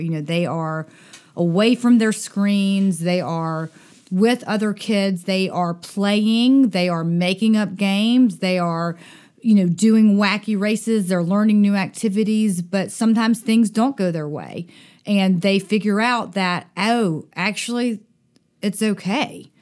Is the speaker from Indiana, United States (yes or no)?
no; Dothan, Alabama, United States; I grew up in Dothan, Alabama